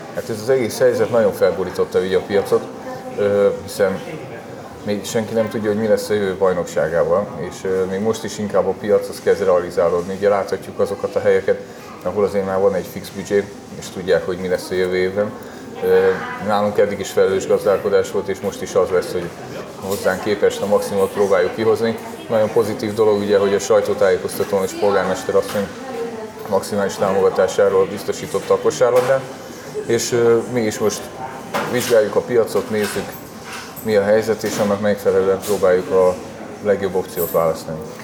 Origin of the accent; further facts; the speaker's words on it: Szombathely, Vas, Hungary; moved away as an adult; now in Kecskemét, Hungary; a Szombathely a szülővárosom